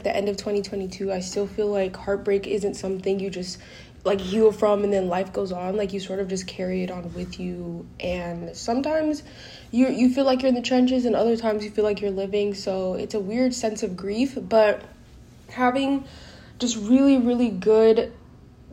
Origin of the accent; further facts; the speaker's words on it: California, United States; also born or lived in Guinea; where I grew up in California